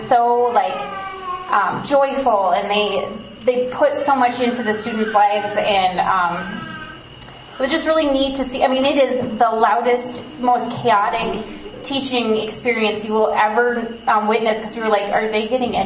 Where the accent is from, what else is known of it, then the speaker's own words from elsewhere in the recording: United States; as an American